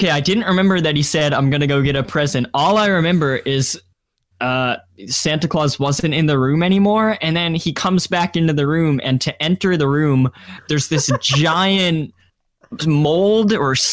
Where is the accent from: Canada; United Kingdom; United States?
Canada; we're Canadian